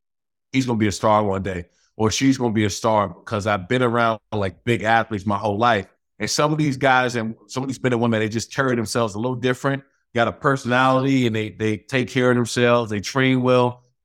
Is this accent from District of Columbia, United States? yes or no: yes; Washington, District of Columbia, United States; I've been talking to the MGM out there in my hometown in Washington, D.C., the Maryland area.